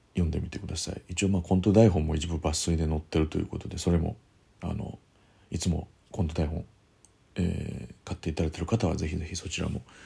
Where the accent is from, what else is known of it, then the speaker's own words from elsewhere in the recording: Kyoto, Japan; 京都の方でやります、えー、僕の地元ですけれども